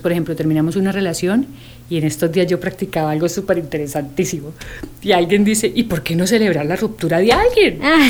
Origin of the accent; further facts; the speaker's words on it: Costa Rica; soy tica